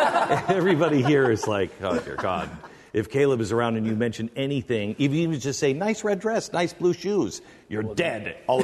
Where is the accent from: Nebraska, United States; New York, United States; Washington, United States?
Washington, United States; Seattle; because I grew up in Seattle, and so, we didn't have race riots or anything like that.